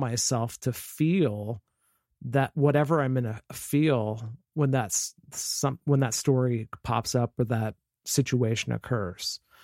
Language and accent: English; Vancouver, Washington, United States; I'm from Vancouver, Washington, which is just north of Portland, Oregon, on the west coast of the United States